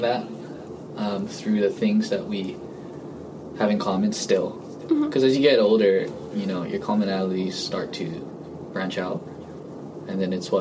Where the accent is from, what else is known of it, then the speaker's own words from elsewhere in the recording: Hawaii, United States; also born or lived in Guam; I grew up in Hawaii